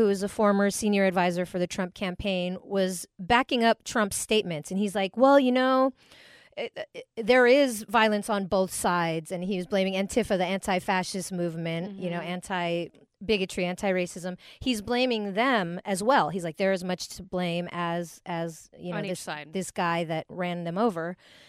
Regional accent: Philippines; I'm always celebrating being Filipino.

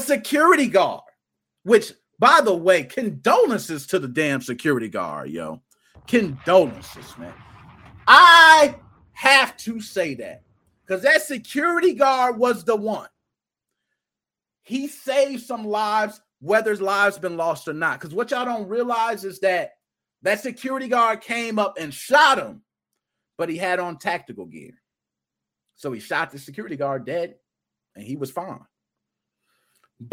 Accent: Chicago, Illinois, United States; I was raised in Southside Chicago

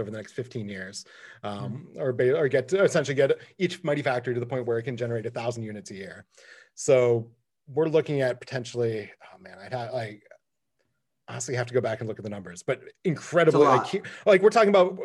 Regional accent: Michigan, United States; I grew up in Michigan

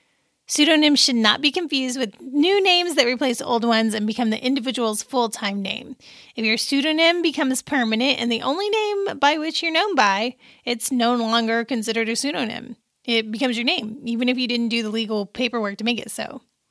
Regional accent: Pisa, Tuscany, Italy; born there; I was born in October in Pisa, Italy, because my dad was stationed at Camp Darby.

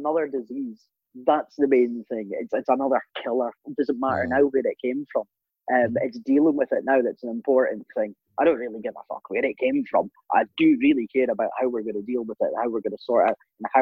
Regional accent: Aberdeen, Scotland, United Kingdom; we're from Aberdeen, we all live in Aberdeen

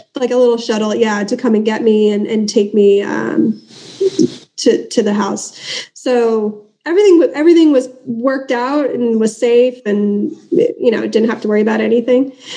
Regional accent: Southern California, United States; accent: American; I'm from Southern California

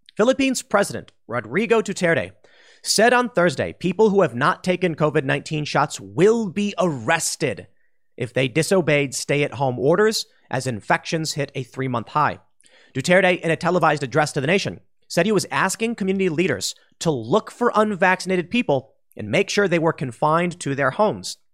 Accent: Chicago, Illinois, United States; also born or lived in DuPage County; I grew up in Cook County until I was about, ju-, just about to turn eighteen

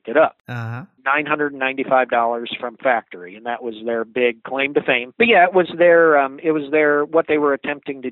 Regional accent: Michigan, United States; the area I grew up in Michigan

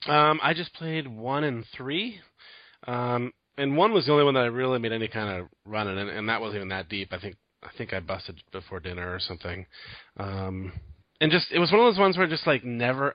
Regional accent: Michigan, United States; moved away; we're both from Michigan

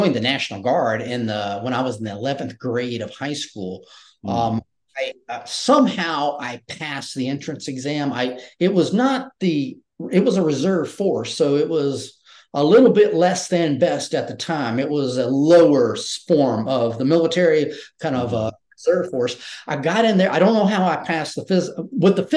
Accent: Georgia and then South Carolina, United States; I had a regular Southern, I'm from Georgia and then South Carolina.

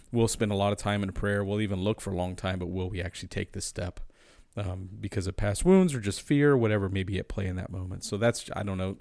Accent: United States; as American Christians

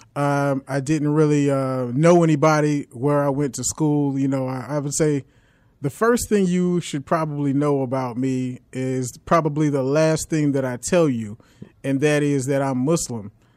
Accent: South Carolina, United States; also born or lived in New York / Florence, South Carolina / Columbia, South Carolina; Then we went over to Columbia, South Carolina

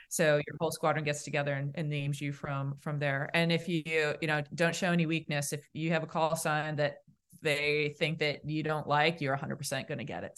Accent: Boston, Massachusetts, United States; accent: Boston; my Boston accent

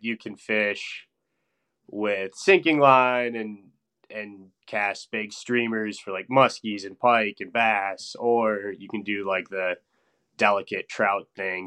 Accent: Stevens Point, Wisconsin, United States; moved away as an adult; now in Madison, United States; I'm originally from Stevens Point, Wisconsin, which is north central part of the state

